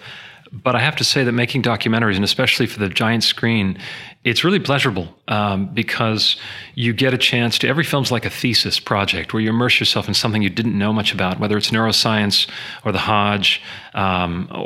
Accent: Canada; I am Canadian

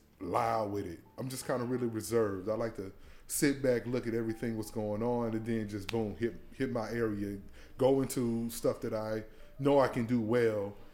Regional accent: Chattanooga, Tennessee, United States; also born or lived in Chicago; now in Greensboro, United States; Growing up in Chattanooga, my grandmother and grandfather used to always take me to like pawn shops and stuff

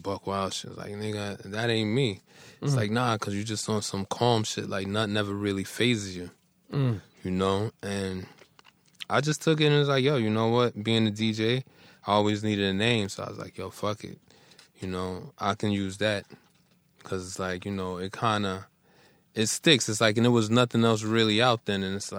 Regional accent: New York City, New York, United States; Cypress Avenue in the Bronx.

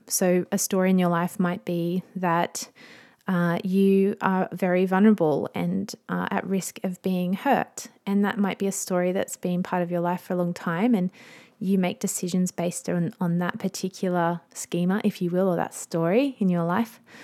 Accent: Australia; I'm an Aussie mum in my thirties

